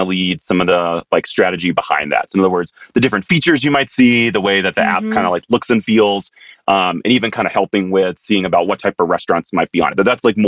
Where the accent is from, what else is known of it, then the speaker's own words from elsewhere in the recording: Raleigh, North Carolina, United States; moved away as an adult; also born or lived in Philadelphia; now in Denver, United States; I was basically from Raleigh, Carolina born and bred, had a short stint in Philadelphia